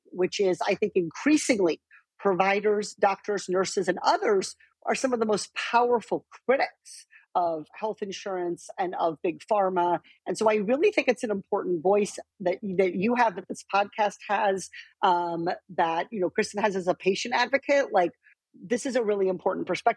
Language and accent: English; rural Iowa, United States; moved away; I grew up in a very rural part of Iowa where there was not a lot of no enrichment education for gifted kids.